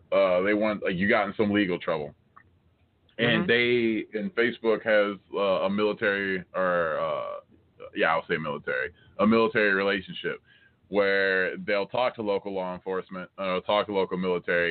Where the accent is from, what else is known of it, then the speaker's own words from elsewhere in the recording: United States; I'm American.